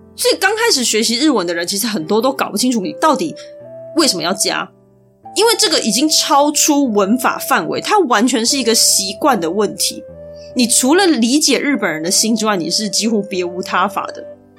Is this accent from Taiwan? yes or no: yes; Taiwan; 身为台湾人